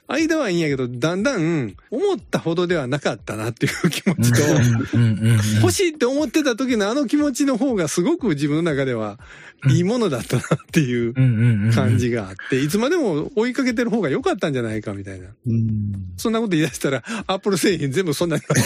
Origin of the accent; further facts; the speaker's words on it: Kansai, Japan; accent: Kansai dialect; 私ら関西弁で喋ってるじゃないですか